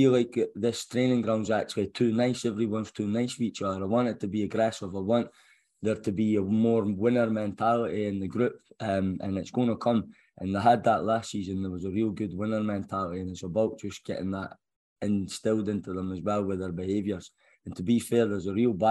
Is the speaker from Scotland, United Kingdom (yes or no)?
yes; Scotland, United Kingdom; moved away; as a Scotsman